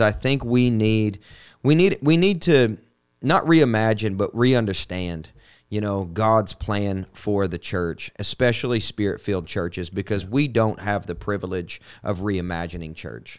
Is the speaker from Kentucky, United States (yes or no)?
yes; Kentucky, United States; now in Nashville, United States; I'm from Kentucky